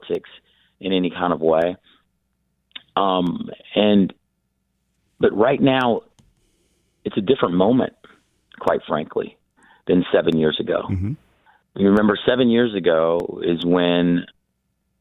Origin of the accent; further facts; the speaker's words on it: Iowa, United States; now in Michigan, United States; I was born in Iowa